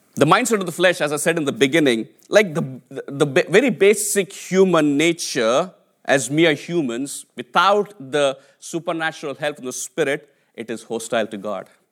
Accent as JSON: {"language": "English", "country": "India", "second_language": "English", "moved": "as an adult", "lives_now": "United Kingdom", "said": "I came from India, right? I, I, I, I, my English was my third language"}